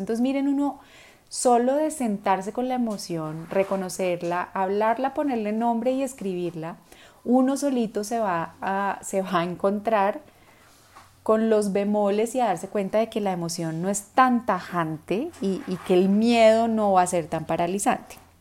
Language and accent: Spanish; Colombia; en Colombia, en mi país